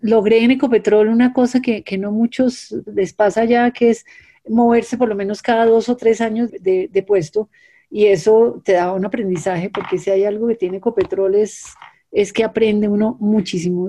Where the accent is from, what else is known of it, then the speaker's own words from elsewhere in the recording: Colombia; fui la primera mujer colombiana